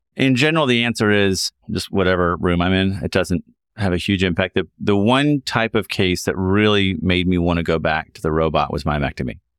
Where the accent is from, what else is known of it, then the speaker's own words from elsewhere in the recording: Kentucky, United States; moved away as an adult; also born or lived in Chicago, Illinois; I'm from Kentucky and did my medical school at University of Kentucky